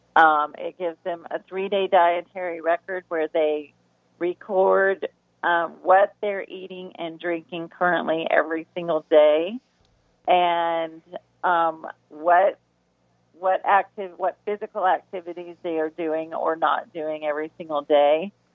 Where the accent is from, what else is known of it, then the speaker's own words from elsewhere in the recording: the South, United States; we're from the South, and all the foods there